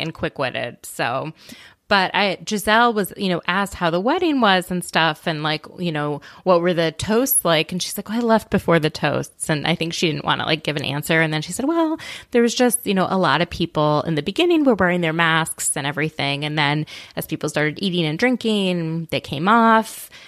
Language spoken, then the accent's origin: English; Minneapolis, Minnesota, United States; I grew up in Minneapolis